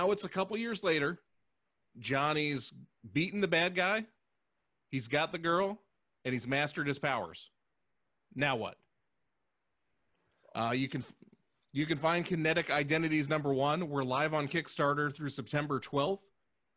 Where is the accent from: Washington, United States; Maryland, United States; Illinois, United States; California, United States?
Washington, United States; Seattle; I'm from Seattle